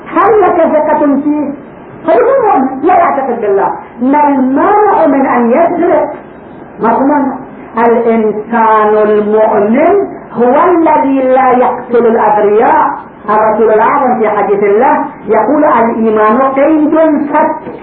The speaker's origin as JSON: {"language": "Arabic", "town": "Karbala", "region": "Karbala Governorate", "country": "Iraq", "said": "عندنا في كربلاء"}